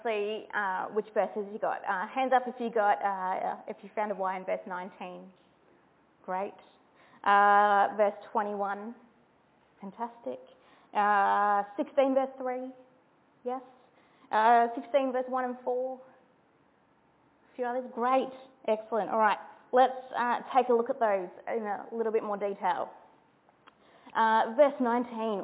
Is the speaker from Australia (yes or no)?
yes; New South Wales, Australia; I'm from New South Wales